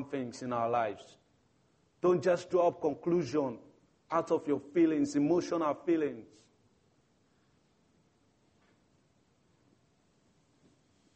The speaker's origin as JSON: {"language": "English", "country": "Sierra Leone", "moved": "yes", "said": "I'm from Sierra Leone, one of the Africa youth"}